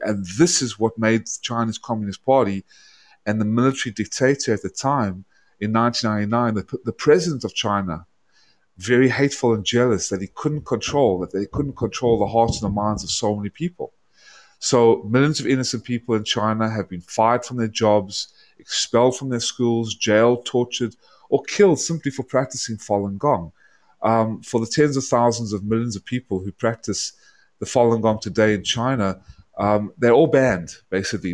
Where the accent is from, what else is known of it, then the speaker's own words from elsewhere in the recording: South Africa; also born or lived in Atlanta, Georgia; now in United States; I was born in South Africa because my family fled the, the Hungary and and Odessa from Eastern Europe when the Nazis invaded. So I ended up being born in South Africa, and then I moved in 1995 to Atlanta, Georgia